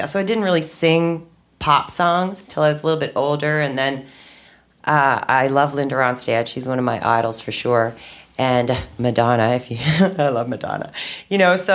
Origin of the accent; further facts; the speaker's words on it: Prince Edward Island, Canada; moved away as an adult; also born or lived in Nova Scotia; I moved away from Prince Edward Island, where I was born and raised, uh, when I was about uh, 20 years old. And I moved to Nova Scotia